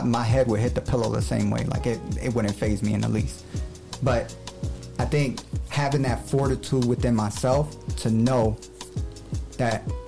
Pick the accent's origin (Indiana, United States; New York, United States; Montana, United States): New York, United States; New York City; I'm from Brooklyn, New York.